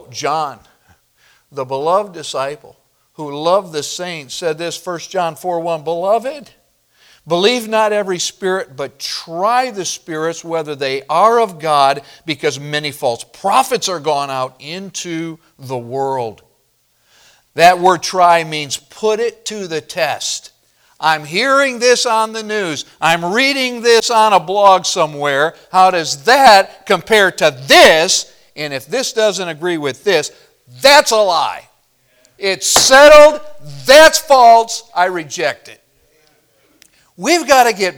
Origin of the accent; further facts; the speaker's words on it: Midwest, United States; moved away; growing up in the Midwest